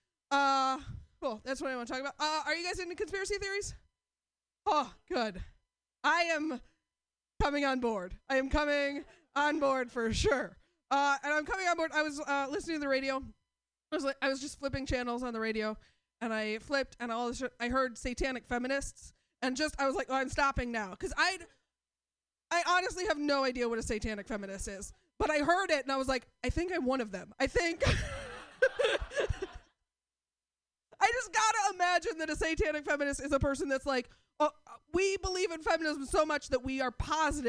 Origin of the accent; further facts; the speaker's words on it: Portland, United States; I'm from Portland